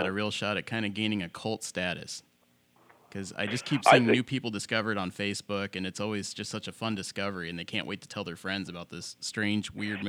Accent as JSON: {"language": "English", "town": "Columbus", "region": "Ohio", "country": "United States", "said": "We're from Columbus, Ohio"}